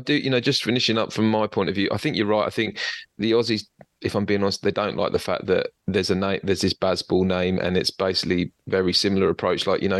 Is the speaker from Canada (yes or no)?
no; England, United Kingdom; now in Australia; as an Englishman